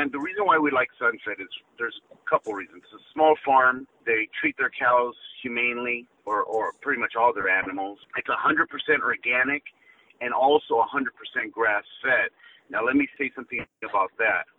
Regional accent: Los Angeles, California, United States; Jeff and I grew up together in Highland Park, where that's our root

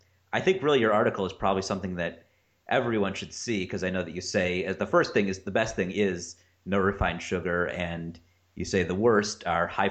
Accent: Cleveland, Ohio, United States; now in California, United States; That's a brewery in Cleveland where I'm from

